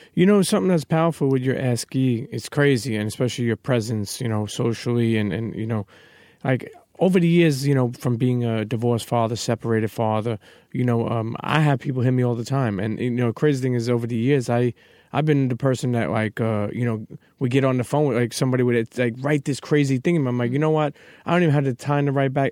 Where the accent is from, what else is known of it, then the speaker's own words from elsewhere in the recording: New York, United States; we're from New York